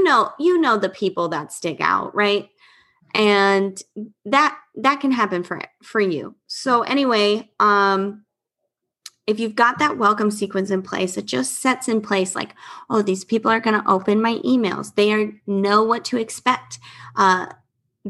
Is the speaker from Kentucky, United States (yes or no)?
no; Florida, United States; I'm from Florida